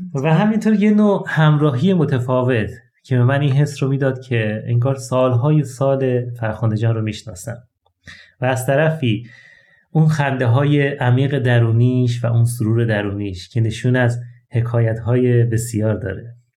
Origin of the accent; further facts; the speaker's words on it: Ahvaz, Khuzestan, Iran; در شهر اهواز یکی از گرمترین شهرهای ایران